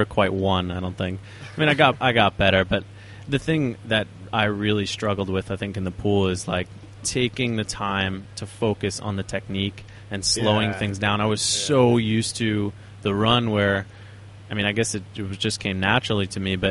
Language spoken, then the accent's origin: English; New York, United States; moved away as an adult; now in Dubai, United Arab Emirates; growing up in New York